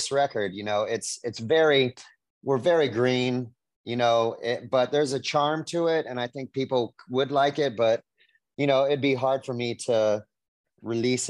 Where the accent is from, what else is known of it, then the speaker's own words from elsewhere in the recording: Orange County, California, United States; I'm a native Californian. I grew up in Orange County, California